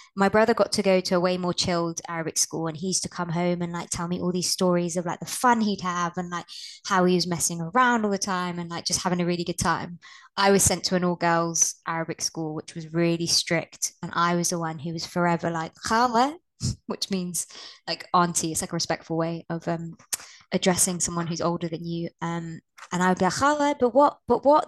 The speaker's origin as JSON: {"language": "English", "town": "Blackburn", "region": "North West England", "country": "United Kingdom", "tie": "born or raised there", "said": "I was born in Blackburn in the north of England."}